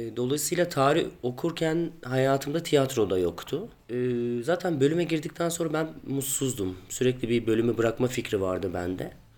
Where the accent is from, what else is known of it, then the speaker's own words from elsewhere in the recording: Ankara, Turkey; Ankara'da doğdum büyüdüm.